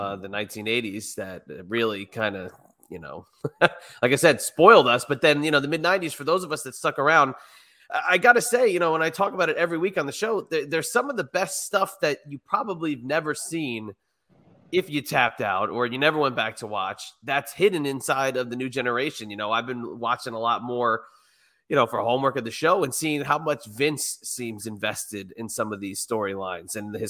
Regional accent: New England, United States; So growing up in the New England area, you know, obviously WWF is going to be the number one.

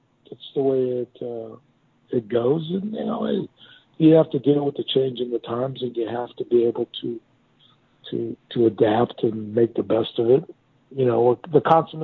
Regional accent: Miami, Florida, United States; my hometown of Miami

